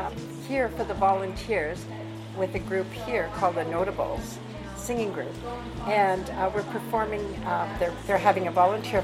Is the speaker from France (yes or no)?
no; Montreal, Quebec, Canada; born there; now in Victoria, Canada; I was born in 1937 in Montreal.